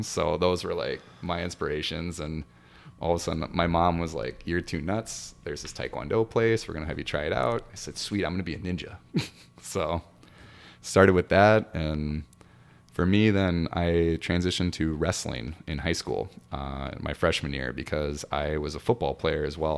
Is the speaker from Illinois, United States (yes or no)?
no; Mankato, Minnesota, United States; also born or lived in Brookings, South Dakota; I'm born and raised in Mankato